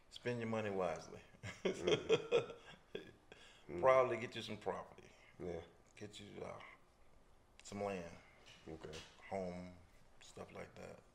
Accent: Earl, Arkansas, United States; well, you know, country being in the country, you you you uh, tend to be a fisherman, yeah, farmer.

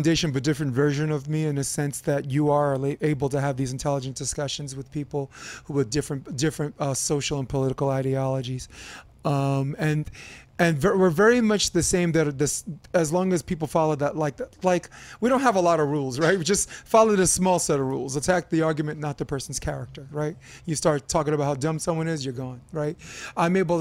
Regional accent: New York City, New York, United States; I'm a kid from Brooklyn, from Flatbush

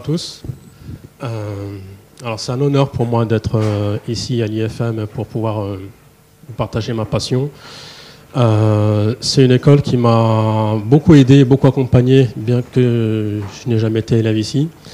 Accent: Paris, Île-de-France, France; je suis né à Paris, j'ai grandi ici en France.

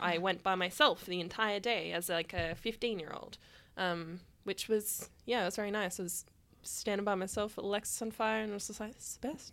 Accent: Sydney, New South Wales, Australia; I grew up in the Hills District and we had a surprisingly large hardcore scene over there

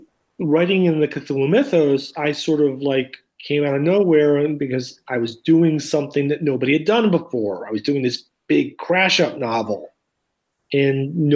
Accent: outside of Philadelphia, Pennsylvania, United States; as a kid and growing up outside of Philadelphia, we went to the Horsham Bookworm

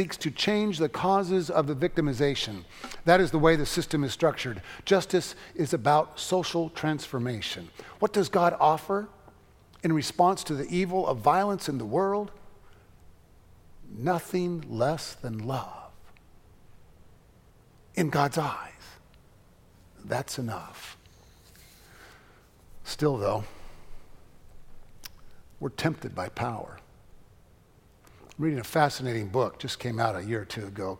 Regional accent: United States; I am an American and these are my boys

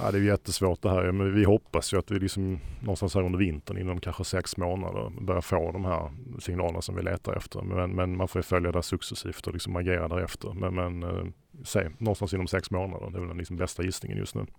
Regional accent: Sweden; som svensk

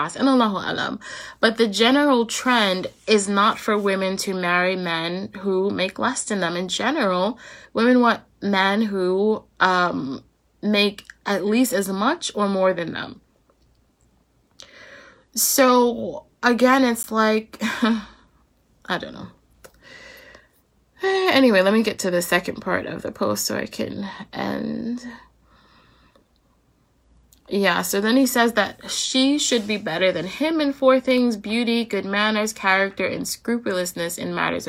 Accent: United States; as American Muslims

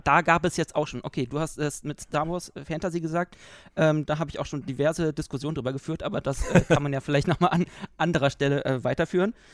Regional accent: Berlin, Germany; Wir sind Berliner

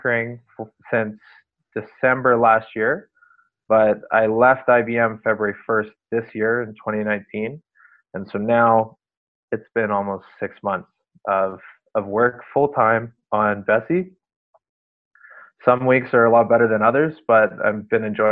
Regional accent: Calgary, Alberta, Canada; I'm from Calgary. I've been here my whole life

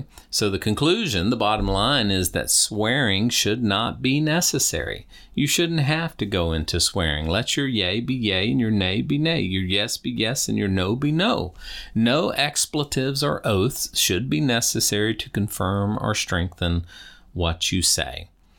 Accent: Deep South, United States; You know, I was raised in the Deep South.

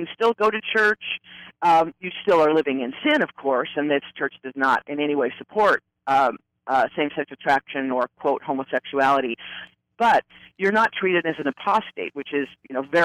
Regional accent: Ogden, Utah, United States; at 8 years old in my hometown of Ogden, Utah

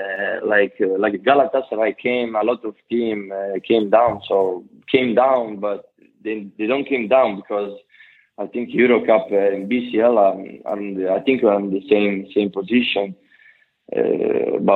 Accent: Sassari, Sardinia, Italy; I was so happy to come back, you know, because it was my hometown

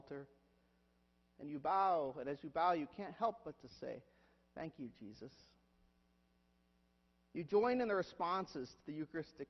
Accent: Huron, United States; moved away; whenever we go to my hometown is that I have to visit my church. I have to visit Christ Church, Huron.

